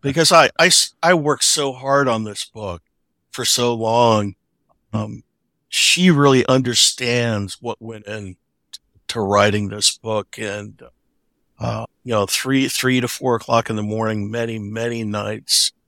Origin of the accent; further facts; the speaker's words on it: Omaha, Nebraska, United States; I grew up in Omaha, which is where Warren Buffett grew up